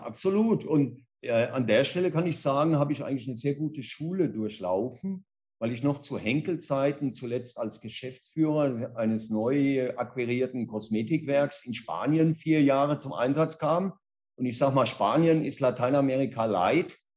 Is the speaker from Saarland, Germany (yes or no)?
no; Kaiserslautern, Rhineland-Palatinate, Germany; moved away as an adult; also born or lived in Mannheim / Karlsruhe / Ruhr area / Spain; now in São Paulo, Brazil; Ich bin in Kaiserslautern in Deutschland geboren, in der Pfalz aufgewachsen, habe in Mannheim Abi gemacht